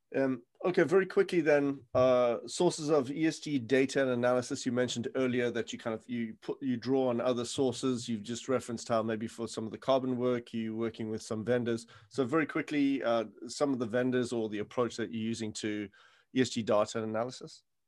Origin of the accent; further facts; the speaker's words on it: South Africa; moved away; I come from South Africa where the mines go kilometers underground